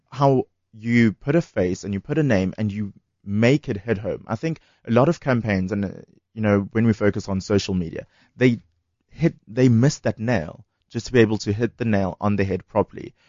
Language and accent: English; Durban, KwaZulu-Natal, South Africa; moved away as an adult; now in Johannesburg, South Africa; I grew up in Durban